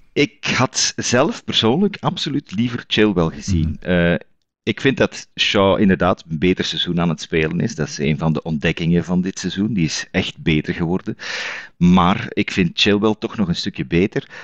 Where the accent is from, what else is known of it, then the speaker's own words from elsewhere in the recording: Zwijndrecht, Flanders, Belgium; ik ben wel uit Zwijndrecht